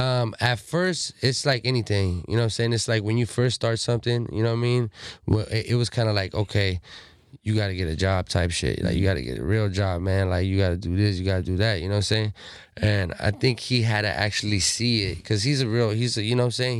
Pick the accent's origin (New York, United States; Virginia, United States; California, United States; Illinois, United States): California, United States; Pomona; I'm a Southsider from Pomona